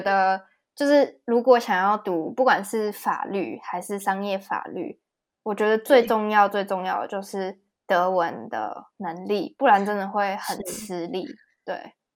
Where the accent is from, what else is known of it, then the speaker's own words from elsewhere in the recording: Taiwan; moved away as an adult; also born or lived in Regensburg, Germany; now in Frankfurt, Germany; 对我们台湾人来说，就是 A B C D 是最简单的